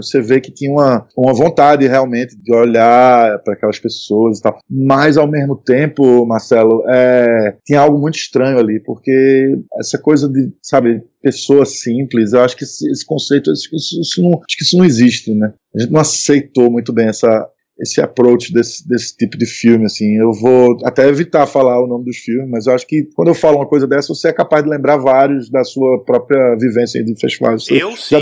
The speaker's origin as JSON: {"language": "Portuguese", "region": "Northeast Region", "country": "Brazil", "said": "a gente é nordestino, e então a gente já sofreu, porra, eu sou branco, sou classe média, tá, mas eu sofro por conta do sotaque"}